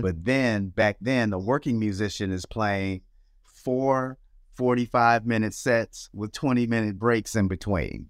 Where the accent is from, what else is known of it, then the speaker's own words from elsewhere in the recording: Nashville, Tennessee, United States; I was born in Nashville, Tennessee